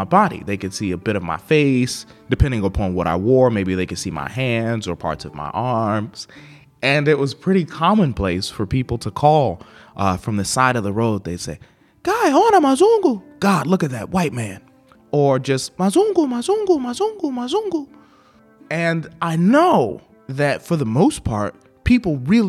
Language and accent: English; United States; accent: American; I'm an African American, and here in the United States, and in most places I go, I am definitively black. There's no gray area there. But for them, because of my complexion, and also because I speak with an American accent